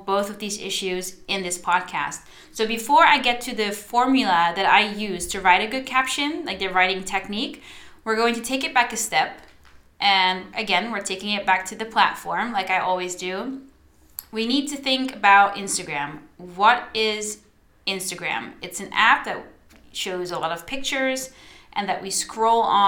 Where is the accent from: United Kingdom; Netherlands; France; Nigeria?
Netherlands; first language Dutch; English is a second language; I'm Dutch